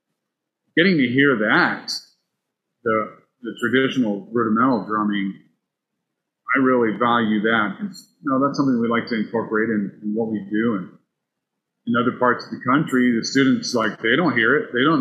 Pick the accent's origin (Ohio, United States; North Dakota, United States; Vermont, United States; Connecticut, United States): Connecticut, United States; Enfield; Connecticut. Yeah, Enfield, Connecticut. It's on I-91, which is where you find Hartford, and then you find Springfield, Mass.